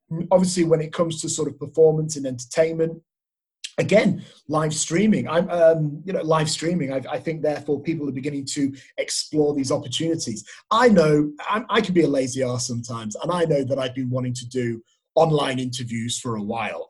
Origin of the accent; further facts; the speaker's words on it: England, United Kingdom; moved away as an adult; now in Australia; I'm from England